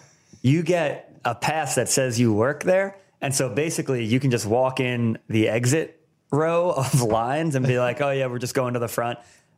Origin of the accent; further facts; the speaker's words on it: New Jersey, United States; I'm from the Garden State. It's a weird place as advertised by that book.